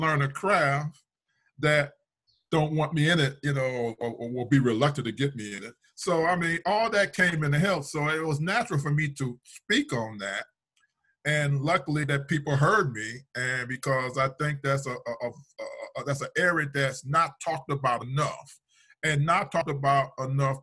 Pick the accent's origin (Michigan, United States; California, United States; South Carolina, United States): Michigan, United States; Detroit; now in Minnesota, United States; I was born in Detroit